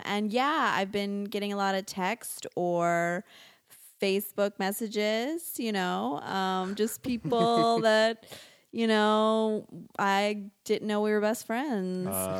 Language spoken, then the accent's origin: English; Louisiana, United States